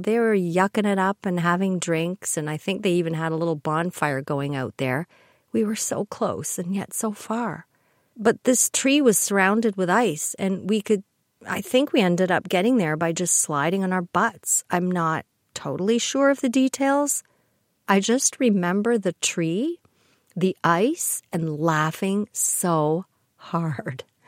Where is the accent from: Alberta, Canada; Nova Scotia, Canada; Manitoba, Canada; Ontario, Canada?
Ontario, Canada; Kitchener; I grew up in the Kitchener area